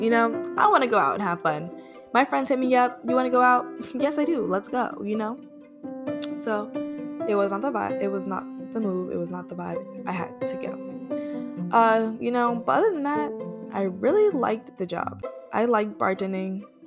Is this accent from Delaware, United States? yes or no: no; Florida, United States; moved away as an adult; now in Atlanta, United States; I am a fiery Sagittarius from Florida, now living in Atlanta, Georgia.